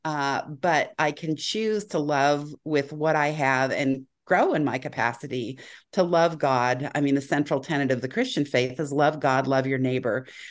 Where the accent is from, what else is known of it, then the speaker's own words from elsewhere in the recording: Bay Area, California, United States; I grew up in the Bay Area